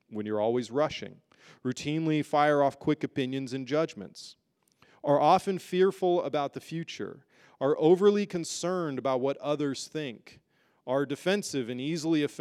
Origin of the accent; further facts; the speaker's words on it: United Kingdom; born there; if you know me, you know I'm actually a British citizen. I was born there.